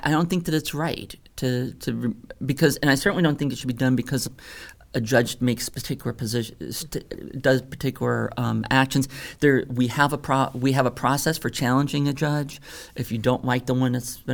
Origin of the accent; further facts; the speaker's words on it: Louisiana, United States; moved away as an adult; I'm this weirdo from Louisiana.